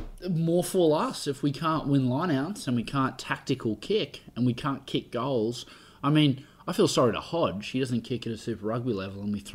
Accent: Australia; No, well, honestly, and this will piss everyone off who just thinks we're Aussie bias

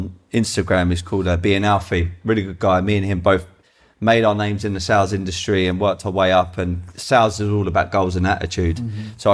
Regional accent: London, United Kingdom; I was from Tulsa originally near Brixton

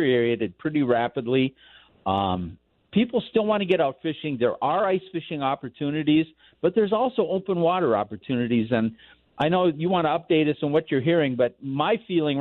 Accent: Hibbing, Minnesota, United States; now in Colorado, United States; my hometown in Hibbing.

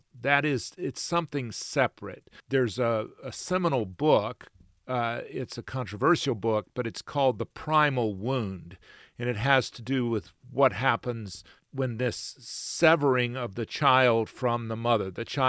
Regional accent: Macon, Georgia, United States; born there; Well, mine says I was born in Albany, Georgia, and I was in fact born in Macon.

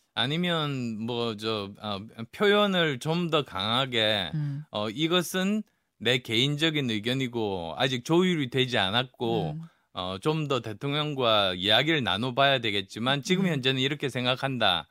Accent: PK, Busan-Gyeongnam, South Korea; moved away; also born or lived in Yeongju, North Gyeongsang (ancestral roots); 제 고향인 PK

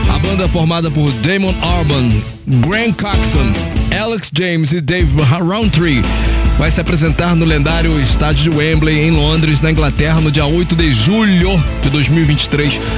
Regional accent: Rio de Janeiro, Brazil; eu sou do Rio de Janeiro, Brasil, América do Sul, planeta Terra

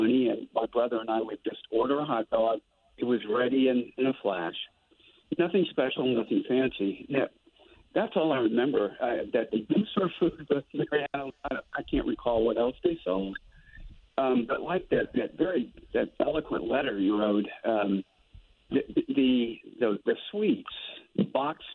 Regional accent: Mississippi, United States; I was born in Mississippi

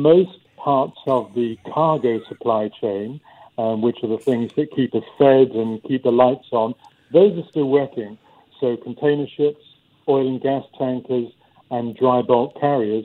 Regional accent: United Kingdom; being British

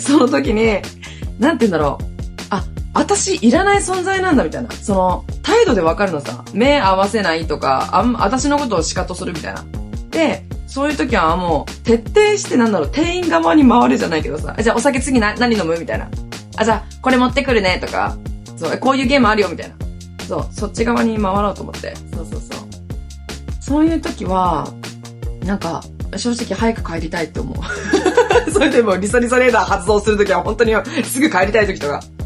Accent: Hokkaido, Japan; moved away as an adult; now in Okinawa, Japan; 出身は私ね、北海道なんですよ。北海道のど田舎で育ちました

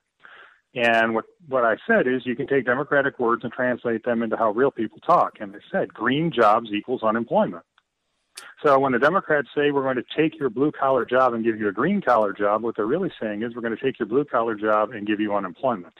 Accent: Detroit, Michigan, United States; my hometown of Detroit

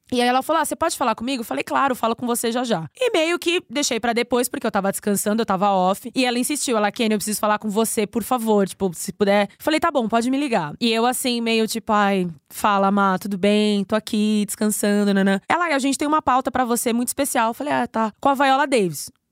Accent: São Paulo, Brazil; Eu sou paulistana

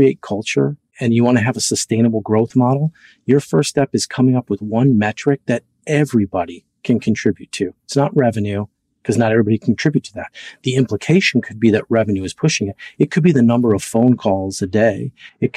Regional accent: Minnesota, United States; I'm from Minnesota.

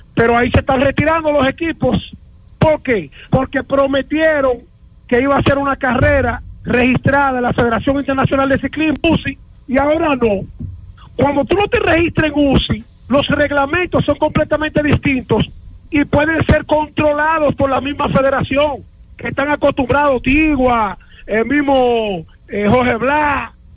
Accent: Dominican Republic; nosotros nos criaron en República Dominicana

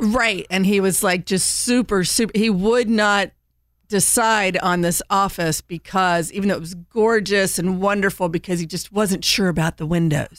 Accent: Indiana, United States; now in North Carolina, United States; I grew up in Indiana

